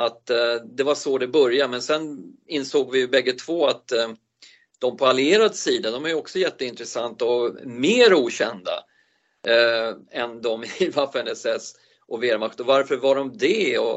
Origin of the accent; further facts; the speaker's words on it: Sollentuna, Stockholm County, Sweden; also born or lived in Uppsala; Jag är född i Uppsala. Men jag har inte någon riktig anknytning till Uppsala eftersom jag inte minns ett skvatt. Eh, vi flyttade väl därifrån när jag var två månader till Edsberg där jag råkar sitta just nu som är en del av Sollentuna.